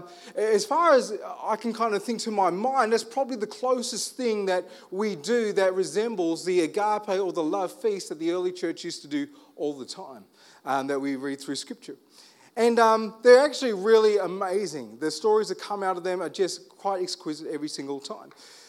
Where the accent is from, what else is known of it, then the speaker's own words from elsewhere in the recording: Armidale, New South Wales, Australia; I'm from Armidale. You can talk me down.